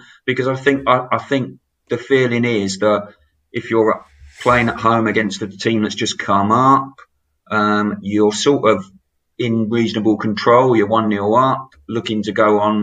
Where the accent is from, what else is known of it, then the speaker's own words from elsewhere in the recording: Brighton, South East England, United Kingdom; I'm a Brighton boy. You know, I was born and bred in Brighton.